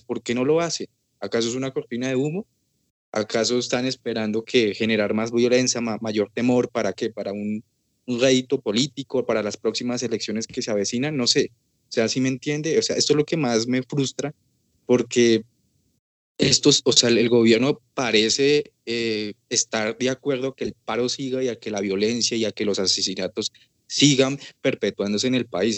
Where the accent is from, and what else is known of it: Colombia